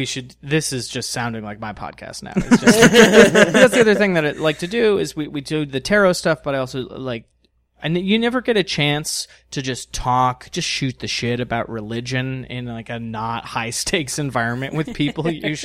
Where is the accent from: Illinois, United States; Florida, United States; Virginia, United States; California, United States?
California, United States; Los Angeles; also born or lived in San Diego; I grew up in Los Angeles and San Diego. That's where I was a kid, and it was always on Eastern Time.